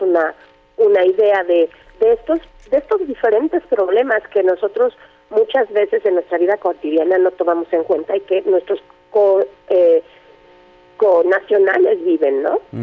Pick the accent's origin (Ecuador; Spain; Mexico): Mexico; also born or lived in Sierra Norte de Puebla; como mexicanos